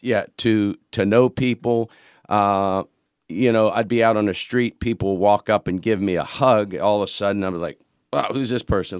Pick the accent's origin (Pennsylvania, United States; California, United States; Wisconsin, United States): Pennsylvania, United States; Pittsburgh; now in Horry County, United States; originally from Pittsburgh